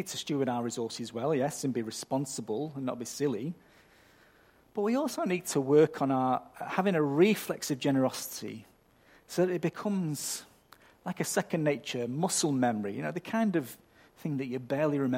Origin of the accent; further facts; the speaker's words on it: United Kingdom; I'm British, so I'm culturally predisposed to being overly polite